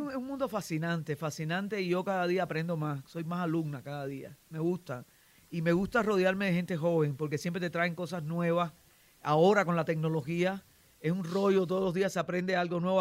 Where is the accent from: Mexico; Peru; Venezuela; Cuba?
Cuba; moved away; also born or lived in Miami